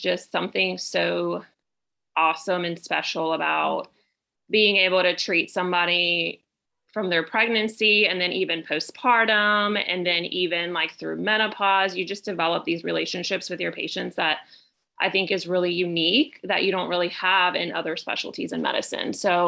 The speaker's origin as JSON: {"language": "English", "country": "Puerto Rico", "tie": "born or raised there", "lives_now": "Pensacola, United States", "said": "So I am originally from Puerto Rico, but I moved to Pace, Florida in 94. So I consider myself a Pensacolian, if you will."}